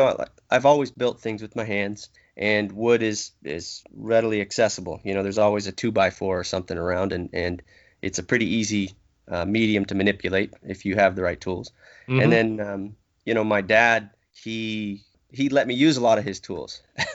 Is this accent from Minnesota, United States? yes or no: no; California, United States; I grew up in Southern California originally.